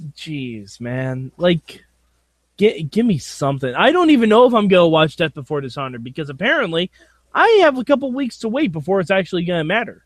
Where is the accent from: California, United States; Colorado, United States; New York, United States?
New York, United States; I'm from New York